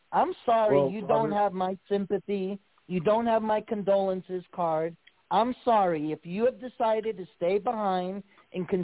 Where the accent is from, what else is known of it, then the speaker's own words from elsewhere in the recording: New York, United States; my home state of New York